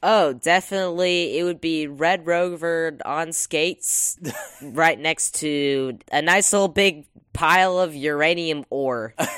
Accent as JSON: {"language": "English", "region": "the South", "country": "United States", "said": "I am an American, in fact, and from the South as well"}